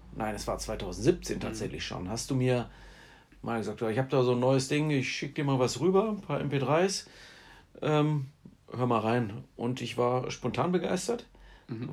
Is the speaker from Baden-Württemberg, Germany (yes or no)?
yes; Heidenheim, Baden-Württemberg, Germany; aus äh, ja, Vorort von Heidenheim